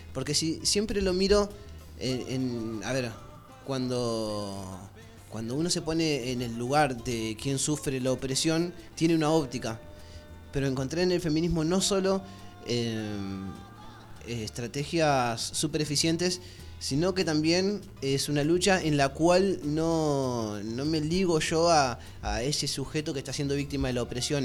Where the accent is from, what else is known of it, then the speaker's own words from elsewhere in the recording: Argentina; yo soy argentino